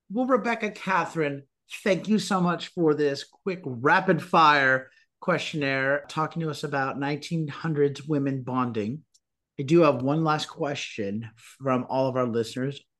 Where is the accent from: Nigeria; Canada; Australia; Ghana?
Nigeria; I am Nigerian.